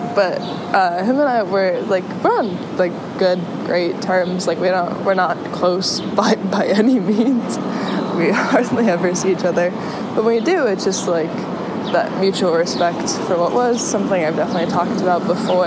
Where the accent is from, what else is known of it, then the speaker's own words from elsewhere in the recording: San Diego, California, United States; moved away; also born or lived in Chicago, Illinois; I'm from San Diego. I was born in Pacific Beach and partially raised in La Jolla